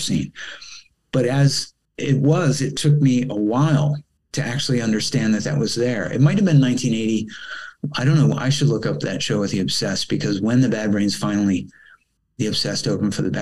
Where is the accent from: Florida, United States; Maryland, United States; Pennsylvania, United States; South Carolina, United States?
Maryland, United States; Rockville; moved away as an adult; also born or lived in Los Angeles, United States / Italy; I'm coming from Rockville, Maryland, which is only like, you know, 20 minutes drive away